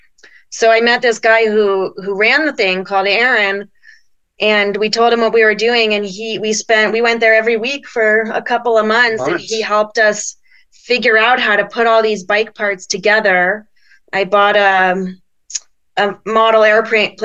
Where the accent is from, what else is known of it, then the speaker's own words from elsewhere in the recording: Colorado, United States; we're from Colorado, so we're used to the cold